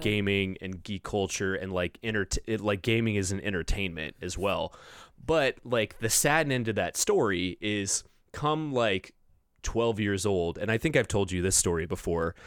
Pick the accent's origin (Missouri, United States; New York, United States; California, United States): California, United States; Orange County, Southern; I grew up in the suburbs of L A, so Orange County